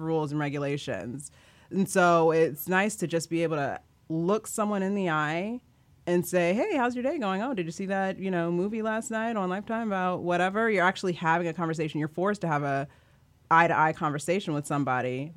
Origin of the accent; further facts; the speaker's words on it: Kansas, United States; I grew up in Kansas.